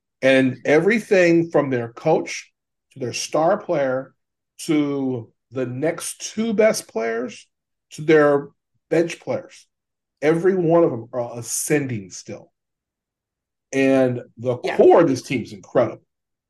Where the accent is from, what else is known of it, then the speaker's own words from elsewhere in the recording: Louisiana, United States; I grew up in Louisiana